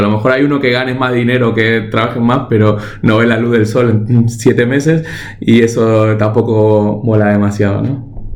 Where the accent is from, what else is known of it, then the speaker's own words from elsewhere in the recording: Argentina; moved away; Yo nací, nací en Argentina, pero vengo de una familia que, que bueno, que vino de, sobre todo de Europa del Este